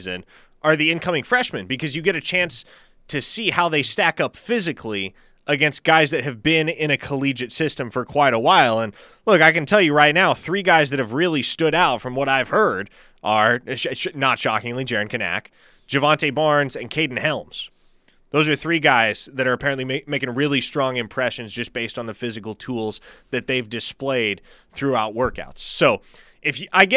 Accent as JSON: {"language": "English", "region": "Nebraska", "country": "United States", "moved": "yes", "lives_now": "Oklahoma, United States", "said": "I'm from Nebraska"}